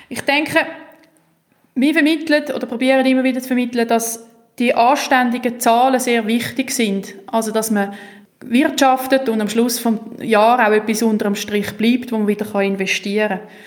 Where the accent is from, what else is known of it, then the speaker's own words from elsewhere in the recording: Switzerland; Und die Kombination von Bodenständigkeit, Tradition, aber doch Weltoffenheit, wo wir müssen haben als Schweizer, weil wir sind ja wirklich schnell im Ausland, wenn wir von daheim anfangen losfahren